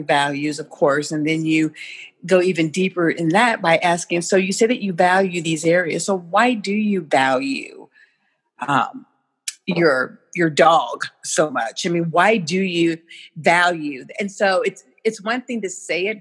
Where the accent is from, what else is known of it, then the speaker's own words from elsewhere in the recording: St. Louis, Missouri, United States; My roots are in St. Louis, Missouri